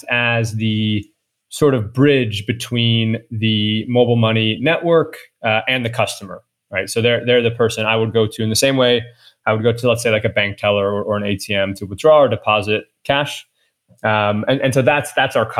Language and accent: English; United States; moved away; as an American